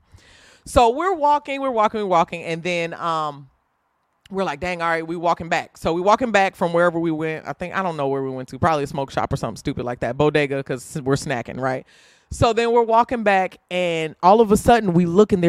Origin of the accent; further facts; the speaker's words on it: Indiana, United States; I'm from Indiana